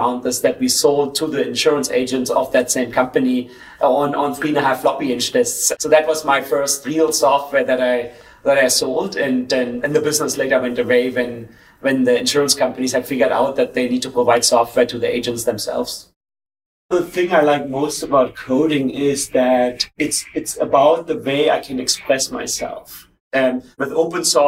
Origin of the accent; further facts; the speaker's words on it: Germany; I was born in East Germany, when Germany was still divided into 2 countries